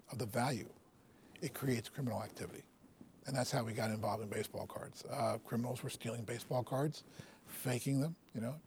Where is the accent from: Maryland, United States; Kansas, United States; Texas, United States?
Maryland, United States; Baltimore; I grew up in Baltimore